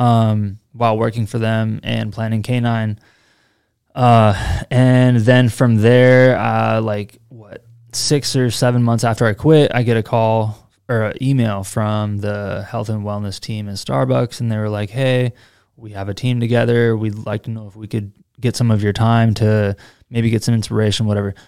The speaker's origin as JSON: {"language": "English", "town": "Seattle", "region": "Washington", "country": "United States", "moved": "yes", "lives_now": "Austin, United States", "said": "I'm from Seattle"}